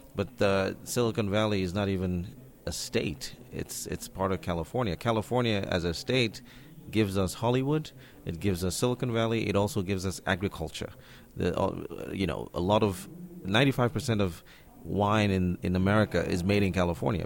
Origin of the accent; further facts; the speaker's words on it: Nigeria; moved away; also born or lived in Barcelona, Spain; being African, of, uh, of course, I was born in Nigeria